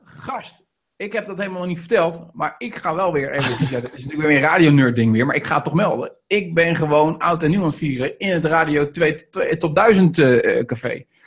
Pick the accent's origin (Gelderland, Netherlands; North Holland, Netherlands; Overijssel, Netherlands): Gelderland, Netherlands; Veluwe; also born or lived in Rijnsburg, South Holland; ik ben ooit geboren in Rijnsburg. Ik ben om vierde verhuisd hier naar de Veluwe toe.